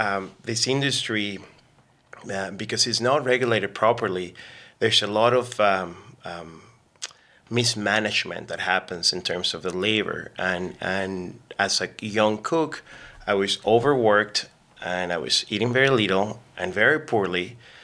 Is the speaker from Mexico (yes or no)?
yes; Mexico; now in Canada; So I'm an immigrant. I came from Mexico about 17, 18 years ago.